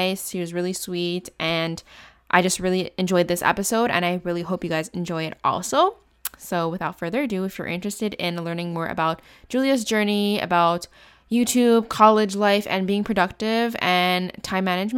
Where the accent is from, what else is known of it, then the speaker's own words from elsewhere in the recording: Canada; I'm from Canada